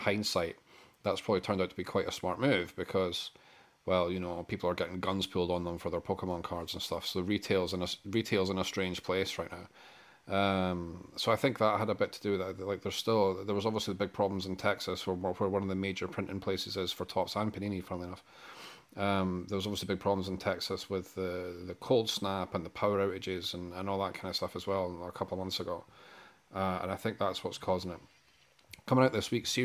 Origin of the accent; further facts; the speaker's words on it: Scotland, United Kingdom; being a Scotsman